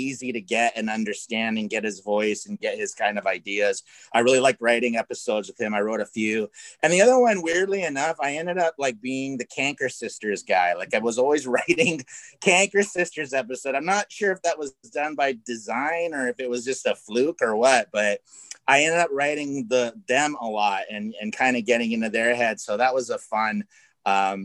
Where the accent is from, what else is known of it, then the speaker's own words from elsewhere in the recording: Canada; now in Los Angeles, United States; growing up in Canada, like we all did